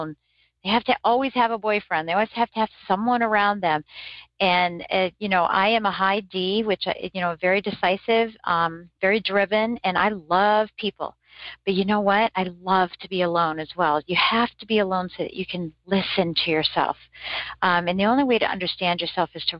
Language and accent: English; Michigan, United States